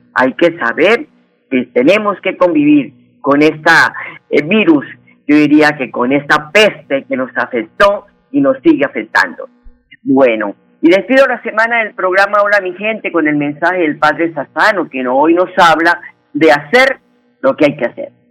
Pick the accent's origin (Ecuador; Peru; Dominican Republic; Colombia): Colombia; Huila; en el departamento de Huila, mi tierra